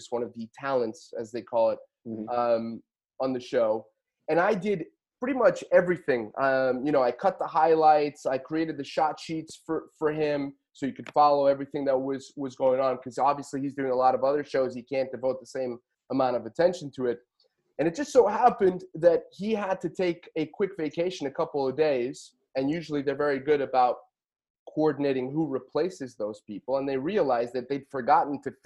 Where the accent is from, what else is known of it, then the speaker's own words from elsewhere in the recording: Portugal; now in United States; I was born and raised in Portugal.